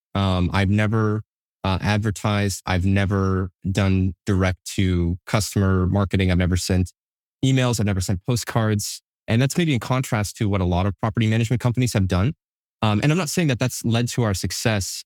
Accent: Manchester, New Hampshire, United States; also born or lived in Concord, New Hampshire / Hooksett, New Hampshire / Allenstown, New Hampshire; sort of bounced around Southern New Hampshire as I was growing up

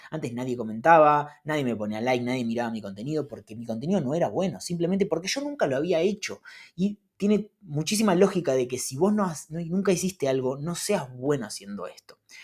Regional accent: Argentina; los argentinos vivimos eh, todo el tiempo corriendo atrás de la plata

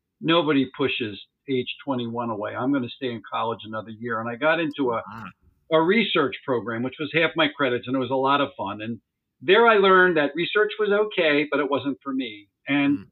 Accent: Montgomery County, outside Philadelphia, Pennsylvania, United States; I have been born and raised in Montgomery County, which is one of the northern suburban counties outside of Philadelphia.

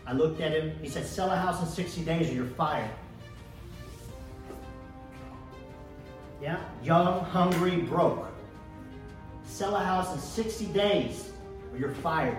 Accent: Dallas, Texas, United States; also born or lived in Istanbul, Turkey / Plano, Texas; I grew up here in Dallas

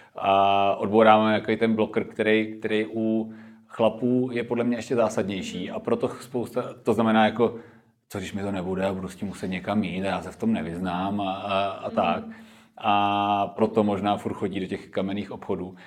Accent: Klášterec nad Ohří, Ústí nad Labem Region, Czechia; now in Prague, Czech Republic; v klášterci na to hří, odkud já pocházím

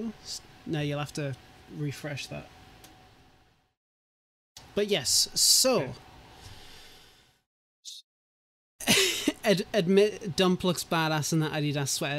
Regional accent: United Kingdom; I'm British

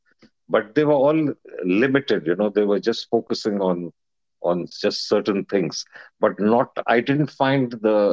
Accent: India; moved away as an adult; now in Hong Kong; I was born in India and I received my full education in India in some British schools

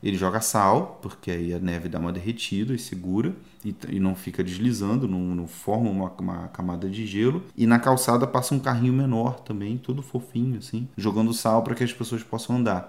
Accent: Brazil; also born or lived in Italy; now in Canada; eu sou brasileiro

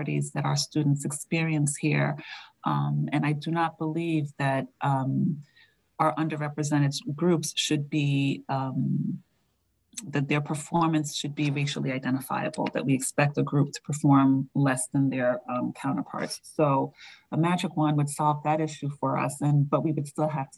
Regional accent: New York, United States; now in Andover, United States; I say water funny because I'm from New York.

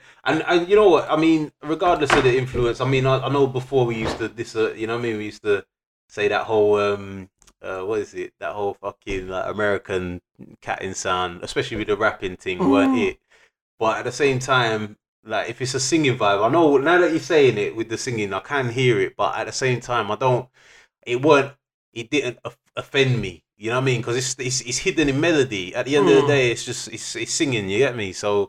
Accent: England, United Kingdom; as an English youth

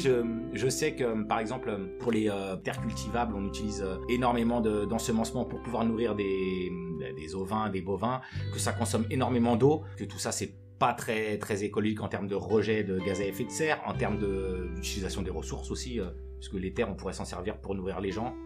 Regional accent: Aubervilliers, Île-de-France, France; also born or lived in Senegal; je suis, né au Sénégal. Je suis arrivé euh, en France euh, très jeune. et j'ai grandi à Aubervilliers.

